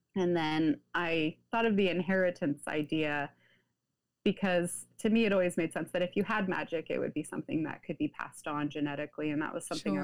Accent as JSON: {"language": "English", "region": "Pacific Northwest", "country": "United States", "tie": "born or raised there", "said": "I grew up in the United States, the Pacific Northwest to be specific"}